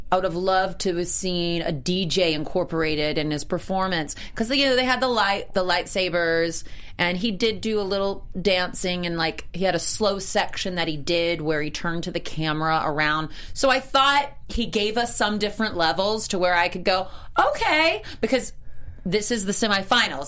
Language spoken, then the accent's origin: English; South Carolina, United States; I'm from South Carolina